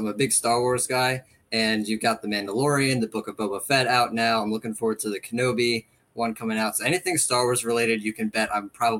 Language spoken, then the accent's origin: English; Maryland, United States; I'm from Maryland